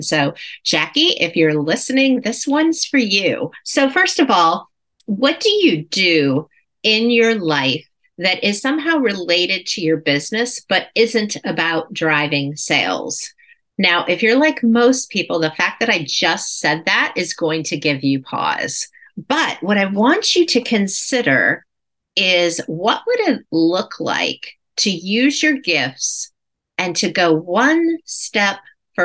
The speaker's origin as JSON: {"language": "English", "town": "Cleveland", "region": "Ohio", "country": "United States", "tie": "born or raised there", "said": "my hometown of Cleveland, Ohio"}